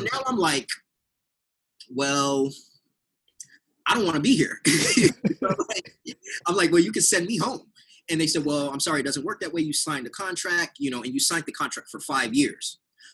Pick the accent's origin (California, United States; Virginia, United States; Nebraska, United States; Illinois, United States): California, United States; San Diego; because I'm originally from San Diego, I went back to San Diego.